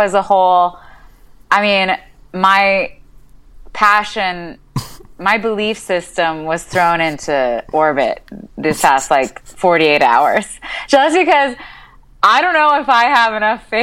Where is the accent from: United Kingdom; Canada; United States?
Canada; I'm Canadian